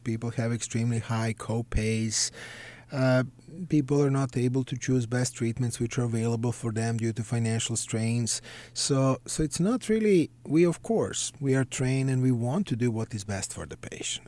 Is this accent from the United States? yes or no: no; Belgrade, Serbia; moved away; I grew up in Belgrade, Serbia.